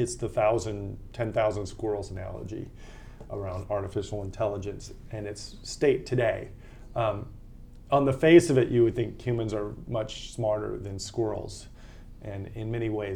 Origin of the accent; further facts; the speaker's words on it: Austin, Texas, United States; I lived in my hometown of Austin, Texas for 17 years